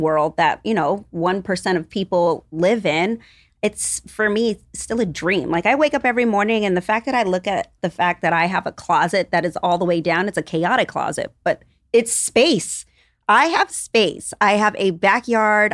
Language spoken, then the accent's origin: English; New York, United States; we are both New Yorkers, but we grew up on two different parts of New York